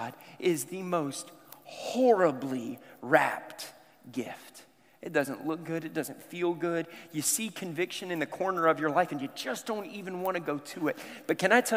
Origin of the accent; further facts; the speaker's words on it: the South, United States; I grew up in the South